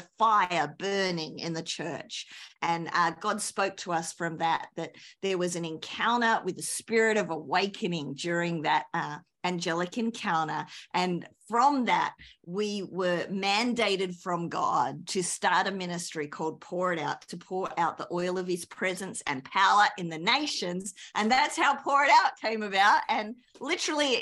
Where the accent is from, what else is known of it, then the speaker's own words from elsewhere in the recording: Australia; accent: Australian; moved away as an adult; also born or lived in New Zealand; now in United States; I'm an Aussie